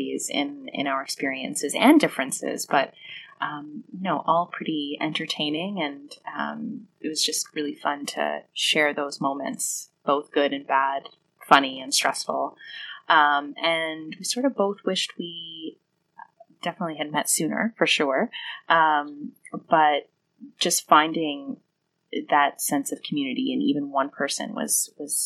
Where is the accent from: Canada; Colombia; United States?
Canada; Toronto, Ontario; moved away as an adult; now in London, United Kingdom; I'm from Canada, from Toronto, Canada.